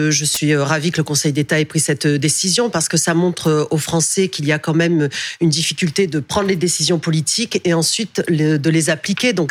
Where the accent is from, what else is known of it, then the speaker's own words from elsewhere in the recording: Provence-Alpes-Côte d'Azur, France; moi, je viens du Var et j'ai perdu dans le Var face au Rassemblement national.